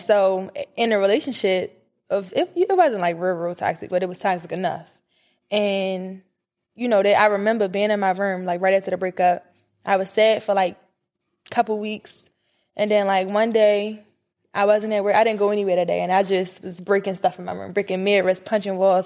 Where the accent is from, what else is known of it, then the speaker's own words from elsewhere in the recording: Baltimore, Maryland, United States; I'm from Baltimore